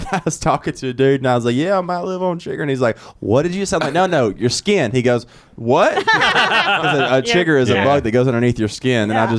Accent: Brookwood, Alabama, United States; moved away as an adult; also born or lived in Atlanta, Georgia; I grew up in Alabama, man.

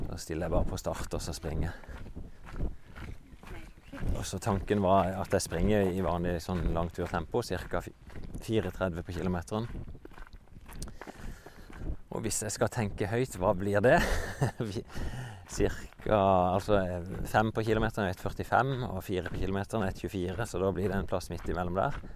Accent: Vennesla, Agder, Norway; moved away; Jeg er jo fra Vennesla, egentlig.

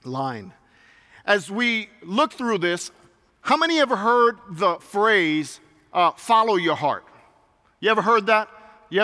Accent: New York City, New York, United States; moved away; also born or lived in Puerto Rico (ancestry); I grew up being in New York City, and I grew up from Puerto Rican descent

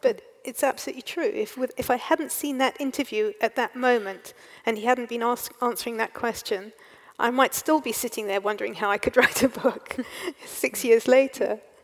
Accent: England, United Kingdom; also born or lived in South Africa; now in Wales, United Kingdom; I'm, I'm English. I was born in England, mm. and so well, I say that, but I live in Wales.

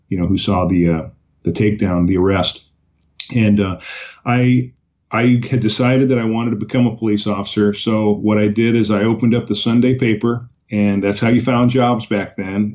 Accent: Oxnard, California, United States; also born or lived in Islip, Long Island, New York; That was my hometown, Oxnard, California, which is in Ventura County

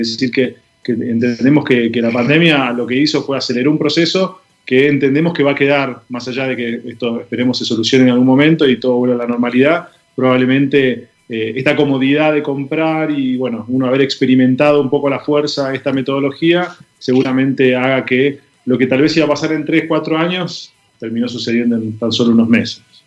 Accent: Argentina; soy argentino, vivo en Buenos Aires

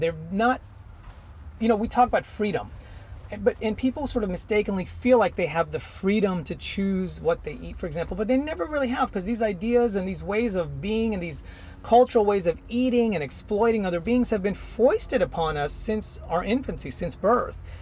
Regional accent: India; now in Houston, United States; I'm originally from India

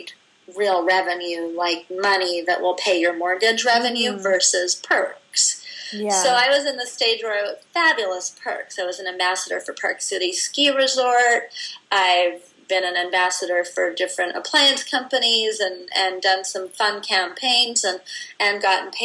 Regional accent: Vancouver, British Columbia, Canada; moved away; my hometown of Vancouver

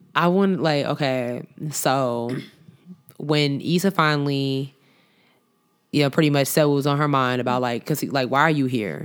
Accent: Long Island, New York, United States; me growing up on Long Island

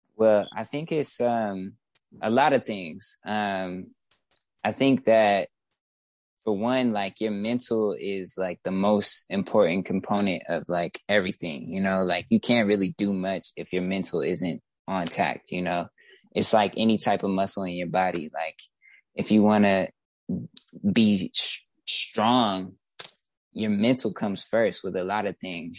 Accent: Detroit, Michigan, United States; also born or lived in Woodbridge, Detroit / Midtown, Detroit; I was raised specifically in West Warren. So yeah, West West Side

